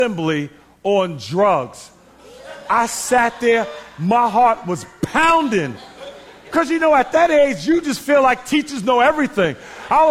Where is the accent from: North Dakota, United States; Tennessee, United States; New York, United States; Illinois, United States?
New York, United States; New York City; I grew up in Queens, New York, in the Hollis area